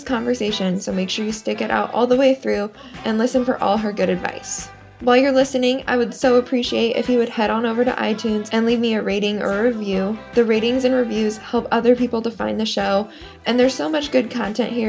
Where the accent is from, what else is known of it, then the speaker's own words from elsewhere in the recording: Everett, Washington, United States; moved away; I grew up in Everett because my dad works for Boeing